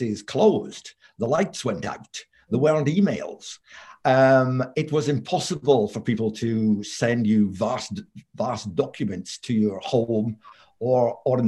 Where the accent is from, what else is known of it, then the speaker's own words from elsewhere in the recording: Scotland, United Kingdom; moved away as an adult; also born or lived in Aberdeen / London; I'm Scottish. I came down from Aberdeen University to work in London